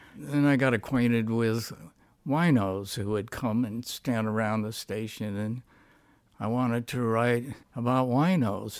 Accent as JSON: {"language": "English", "town": "Stockton", "region": "California", "country": "United States", "tie": "born or raised there", "said": "I grew up in Stockton, California, which was a very good fight town"}